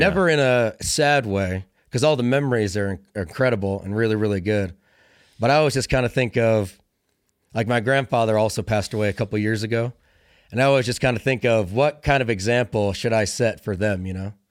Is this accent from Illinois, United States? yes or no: yes; Illinois, United States; moved away as an adult; also born or lived in Fort Lewis, Washington; I grew up in Illinois, small town, cornfields